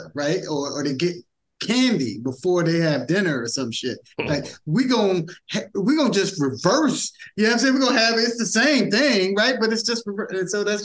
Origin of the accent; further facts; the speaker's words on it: United States; I'm American as fuck